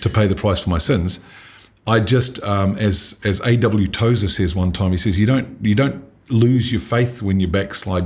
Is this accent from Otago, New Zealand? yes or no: yes; Dunedin, Otago, New Zealand; I grew up in Dunedin